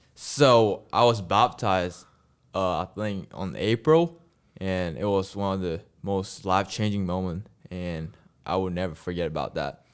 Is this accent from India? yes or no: no; Malaysia; English is a second language; moved away as an adult; now in United States; I'm from a country called Malaysia.